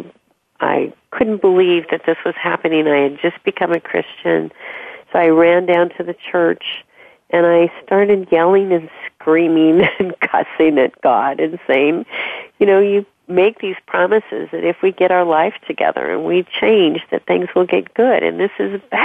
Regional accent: Southern California, United States; moved away; also born or lived in Washington State / East Coast; I grew up in Southern California.

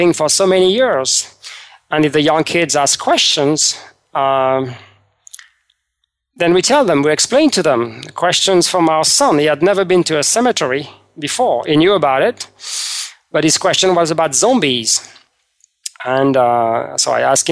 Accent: France; moved away; I was raised in France

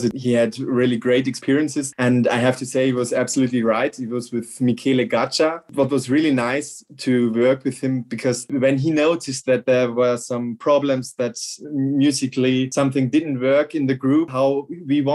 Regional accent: half an hour from a venue in Bavaria, Germany; now in Munich, Germany; this Laibach is just half an hour from my hometown.

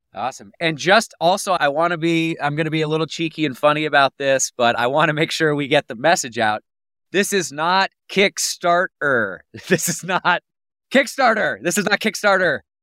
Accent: Pennsylvania, United States; moved away; I'm from Pennsylvania originally.

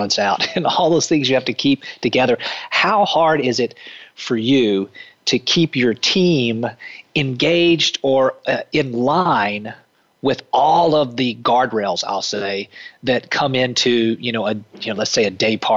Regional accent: the South, United States; growing up in the South

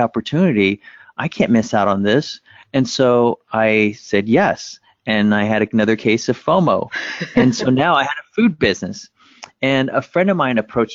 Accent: United States; English is a second language; when my family and I made it to America, growing up, we didn't speak English

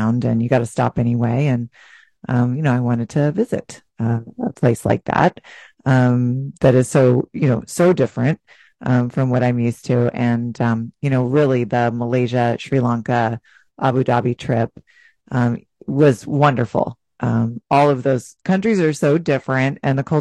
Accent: United States; we would say the U.S.

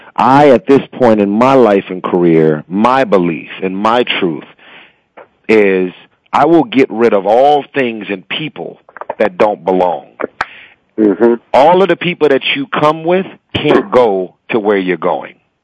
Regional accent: Los Angeles, California, United States; I was born and raised in South Central

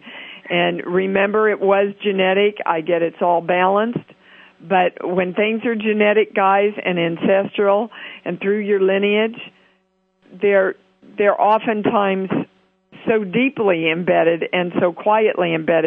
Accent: Kansas City, United States; my hometown

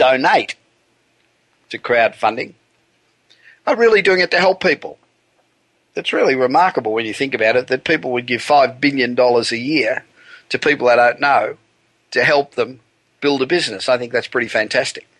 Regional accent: Los Angeles, California, United States; from my hometown of Los Angeles, the City of Angels

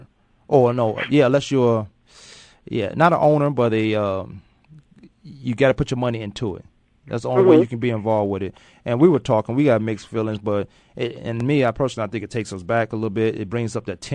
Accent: Virginia, United States; I'm from Virginia

